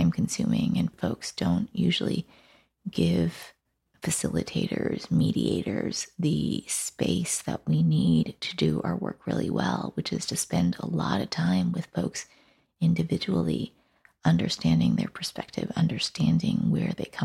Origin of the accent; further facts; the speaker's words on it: Vancouver, British Columbia, Canada; also born or lived in Taipei, Taiwan; My family immigrated to Canada when I was six, and so I grew up on the stolen lands of the Coast Salish peoples, or currently colonially known as Vancouver, Canada